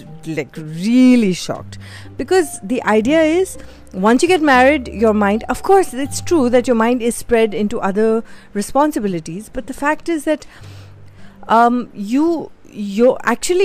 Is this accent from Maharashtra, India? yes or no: yes; Mumbai, Maharashtra, India; moved away as an adult; also born or lived in Bhopal; I secretly tell everybody that I'm from Bhopal and not Bombay